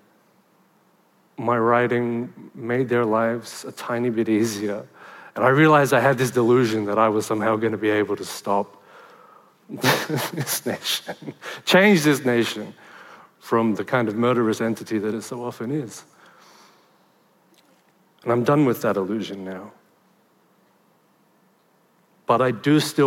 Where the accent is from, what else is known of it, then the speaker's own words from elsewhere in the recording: Sydney, New South Wales, Australia; And I was born in Liverpool, in Western Sydney.